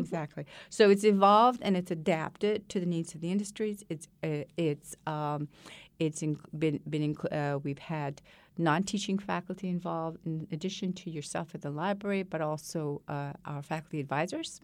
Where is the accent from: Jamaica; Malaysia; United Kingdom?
Malaysia; now in United States; I was born and raised in Malaysia